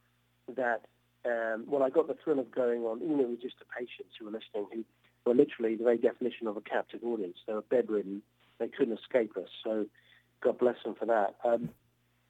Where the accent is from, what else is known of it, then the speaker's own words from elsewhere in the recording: Cambridge, East of England, United Kingdom; also born or lived in Oxford; I grew up in England in a town called Cambridge